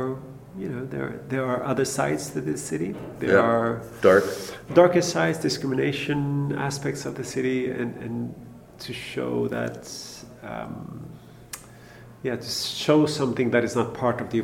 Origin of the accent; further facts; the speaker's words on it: Stockholm, Stockholm County, Sweden; English is a second language; I was born and raised in Stockholm. I love my hometown